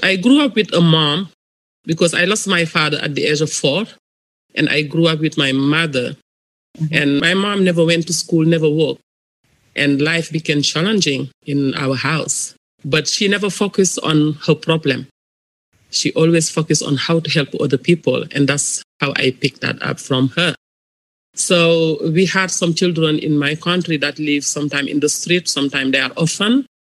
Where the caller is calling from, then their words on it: Los Angeles, California, United States; I'm calling from Los Angeles, California.